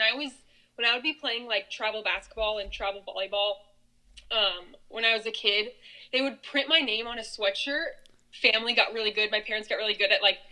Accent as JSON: {"language": "English", "town": "Grand Island", "region": "Nebraska", "country": "United States", "tie": "born or raised there", "lives_now": "Omaha, United States", "said": "I grew up in Grand Island, Nebraska, probably about 2 hours west of Omaha."}